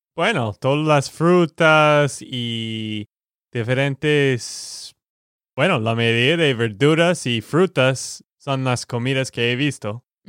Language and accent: Spanish; Texas, United States; de Texas, Estados Unidos.